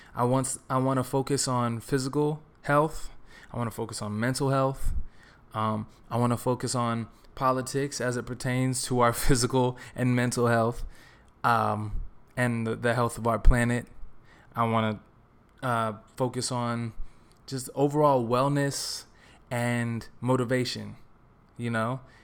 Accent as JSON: {"language": "English", "region": "Texas", "country": "United States", "tie": "born or raised there", "also_born_or_lived": "New York", "moved": "as an adult", "lives_now": "Los Angeles, United States", "said": "I grew up in Texas"}